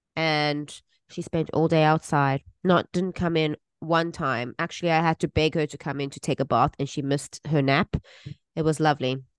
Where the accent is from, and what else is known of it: South Africa; moved away